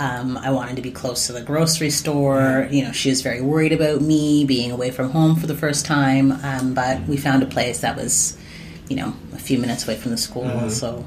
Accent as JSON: {"language": "English", "town": "Winnipeg", "region": "Manitoba", "country": "Canada", "tie": "born or raised there", "said": "I was raised in Winnipeg, Manitoba"}